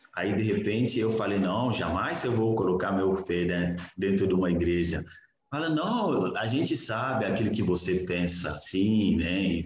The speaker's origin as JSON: {"language": "Portuguese", "country": "Niger", "tie": "born or raised there", "second_language": "Portuguese", "moved": "as an adult", "said": "Eu sou do Níger, é, eu venho de uma família muçulmana e nasci, cresci dentro de um lar muçulmano"}